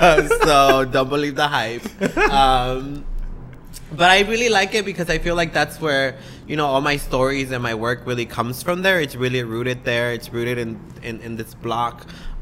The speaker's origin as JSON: {"language": "English", "town": "San Jose", "region": "California", "country": "United States", "tie": "born or raised there", "also_born_or_lived": "Atoyac de Alvarez, Guerrero, Mexico", "said": "I was raised in Eastside San Jose on Story and Capitol, in back of the Pep Boys by the McDonald's."}